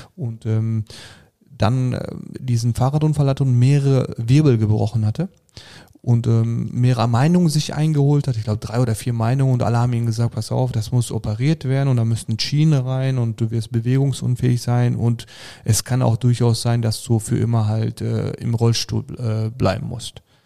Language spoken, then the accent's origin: German; Sauerland, North Rhine-Westphalia, Germany; geboren bin ich im Sauerland